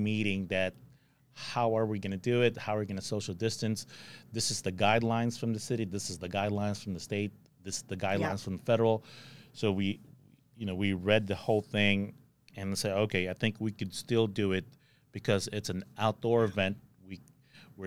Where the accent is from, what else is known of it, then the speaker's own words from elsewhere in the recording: Philippines; also born or lived in California; now in Texas, United States; I'm an immigrant, and I've known Rotary even when I was in the Philippines